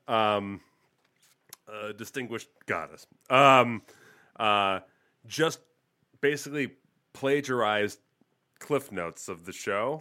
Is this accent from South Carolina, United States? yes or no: no; Las Vegas, Nevada, United States; also born or lived in New York; I'm from Vegas. Uh, yeah, Vegas, Las Vegas